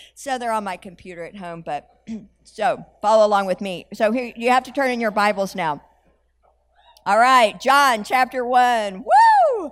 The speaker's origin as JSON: {"language": "English", "country": "United States", "said": "I had an understanding as an American that Jesus was the Son of God."}